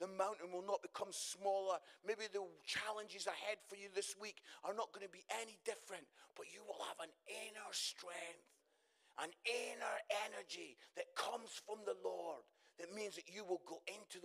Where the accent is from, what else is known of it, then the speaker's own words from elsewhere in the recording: Musselburgh, Scotland, United Kingdom; I come from Musselburgh, just outside Edinburgh